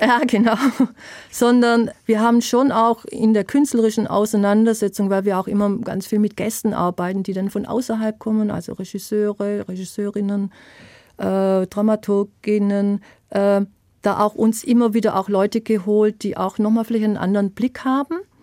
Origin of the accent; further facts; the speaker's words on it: Swabia, Germany; accent: Swabian; moved away as an adult; also born or lived in Palatinate; now in Herxheim, Germany; Ich bin Schwäbin, ich habe Schwäbisch auch äh, gespielt